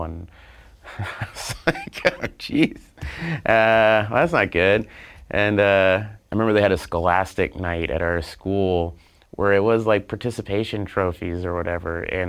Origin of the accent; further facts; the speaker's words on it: Oklahoma, United States; moved away as an adult; I'm from Oklahoma.